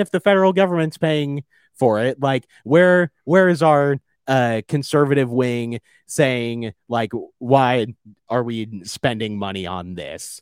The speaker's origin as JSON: {"language": "English", "town": "Fort Worth", "region": "Texas", "country": "United States", "said": "as Fort Worthians, when you travel somewhere and you say, \"Hey, I'm from Fort Worth,\""}